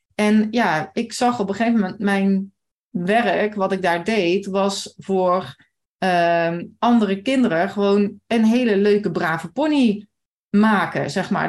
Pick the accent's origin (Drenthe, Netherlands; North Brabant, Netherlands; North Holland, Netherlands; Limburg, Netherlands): Limburg, Netherlands; Maasbree; ik kom uit Maasbree